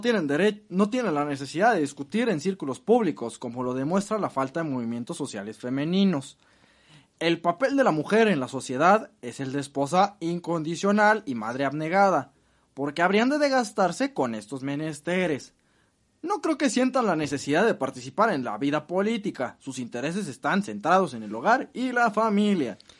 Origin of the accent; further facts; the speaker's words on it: Mexico; como mexicanos